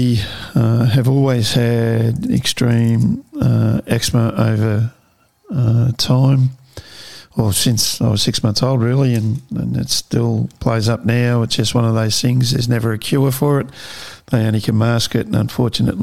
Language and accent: English; Melton, Victoria, Australia; So born and bred in Australia, in Melbourne, grew up in a little town called Melton, which is out west.